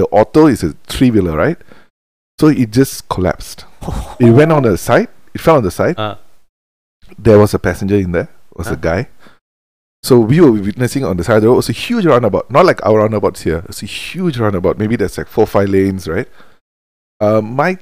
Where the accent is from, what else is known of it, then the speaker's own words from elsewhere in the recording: India; now in Malaysia; I am Indian. I am from India